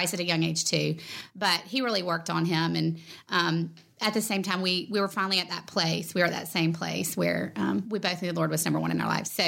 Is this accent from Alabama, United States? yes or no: yes; Vestavia Hills, Alabama, United States; I grew up in Vestavia